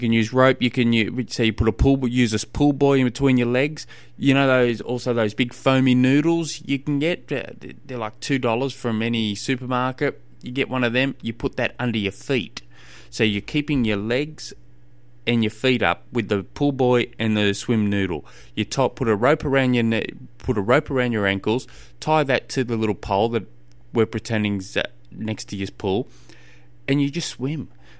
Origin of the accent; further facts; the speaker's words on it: Australia; I'm an Australian. I don't know what a yard is.